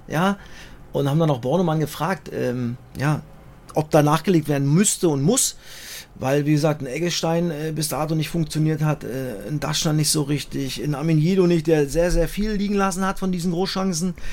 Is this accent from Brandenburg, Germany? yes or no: yes; Cottbus, Brandenburg, Germany; ich bin dann schon sehr heimatverbunden ich bin in Cottbus geboren und ich, ich gucke natürlich nach Cottbus, habe da Familie, meine ganzen Freunde seit über 30 Jahren